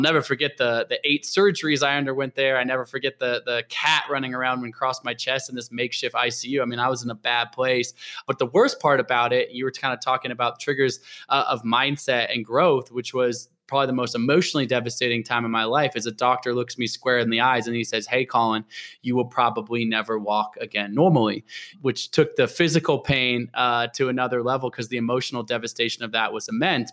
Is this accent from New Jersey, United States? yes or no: no; Portland, Oregon, United States; also born or lived in Olympia, Washington; I was born in Olympia, might be about moved to Portland, Oregon, and that's really where I grew up